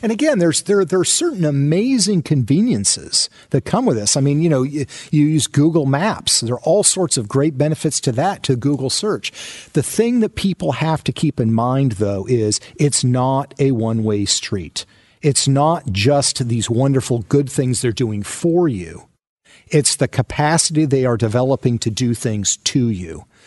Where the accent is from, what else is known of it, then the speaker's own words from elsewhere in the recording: outside of Seattle, Washington, United States; I grew up outside of Seattle, Washington